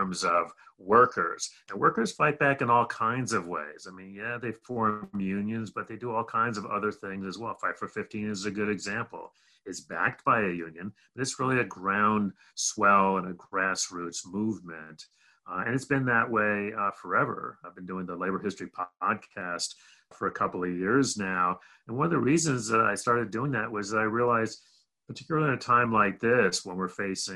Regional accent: Rochester, New York, United States; also born or lived in Berkeley, California; I grew up mostly in upstate New York, a little town called Rochester, New York

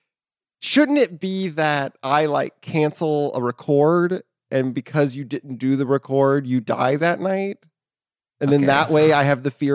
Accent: Texas, United States; moved away; also born or lived in Seattle; I grew up in Texas. I lived in Seattle.

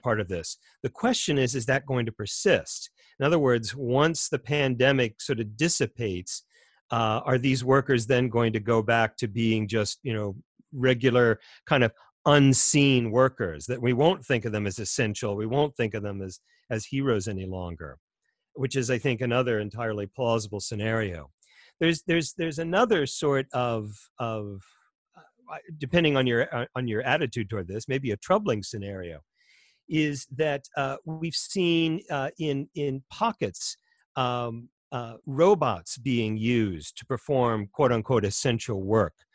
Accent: United States; as an American

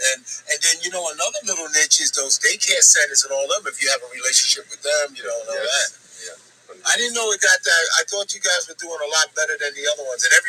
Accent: New York City, New York, United States; when I was born in Coney Island.

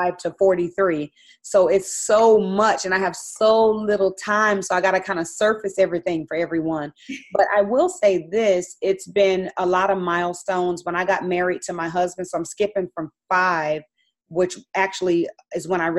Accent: Phoenix, Arizona, United States; I'm actually from Phoenix, Arizona. So I'm from the land of the, wilderness. It's very hot there. So I grew up in the heat

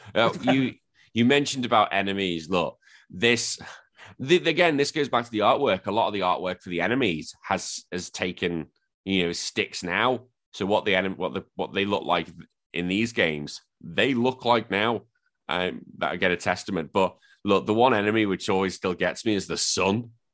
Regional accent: England, United Kingdom; I am just some drunken Englishman pretending to be an Australian

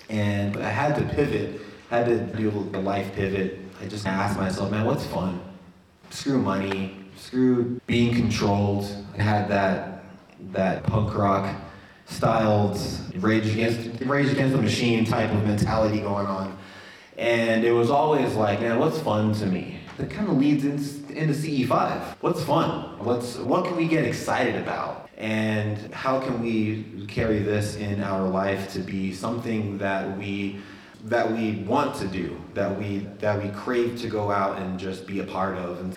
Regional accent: Wyoming, United States; born there; also born or lived in Florida; born in Wyoming.

